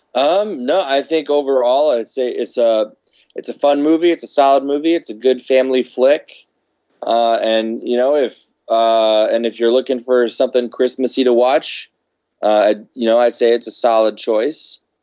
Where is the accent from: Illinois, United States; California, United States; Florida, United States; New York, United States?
Illinois, United States; Chicago; now in Los Angeles, United States; we're someone from the Chicago area.